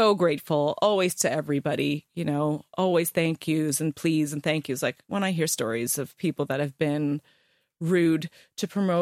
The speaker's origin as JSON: {"language": "English", "region": "Ontario", "country": "Canada", "tie": "born or raised there", "moved": "as an adult", "lives_now": "England", "said": "I'm Canadian."}